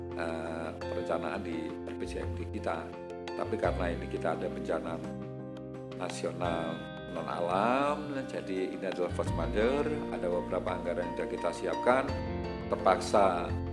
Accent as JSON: {"language": "Indonesian", "town": "Malang", "region": "East Java", "country": "Indonesia", "said": "sebagai orang Malang ya orang Malang saya senang"}